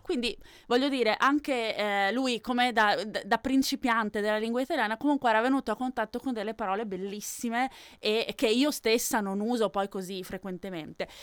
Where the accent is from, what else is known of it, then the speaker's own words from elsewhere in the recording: Venice, Veneto, Italy; io sono di Venezia, comunque Fior. Oh. vicino Venezia